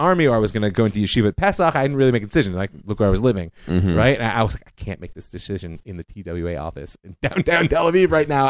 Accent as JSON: {"language": "English", "town": "Cleveland", "region": "Ohio", "country": "United States", "tie": "born or raised there", "said": "I mean, I grew up in Cleveland, like I said."}